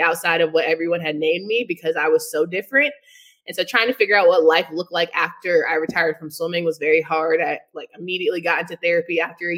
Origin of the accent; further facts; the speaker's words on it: Raleigh, North Carolina, United States; Born and raised in Raleigh, North Carolina.